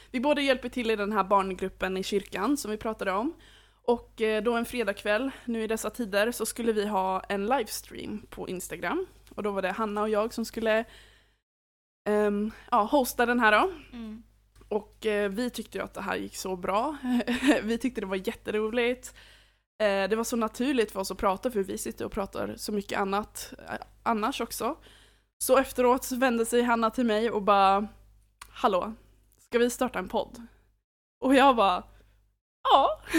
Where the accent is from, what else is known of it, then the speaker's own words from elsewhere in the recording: Åland, Finland; now in Uppsala, Sweden; Så jag är 22 år. Eh, jag kommer ursprungligen från Finland, Åland. Eh, men jag har bott i Uppsala stora delar av mitt liv och eh, nu senast så flyttade jag hit 2017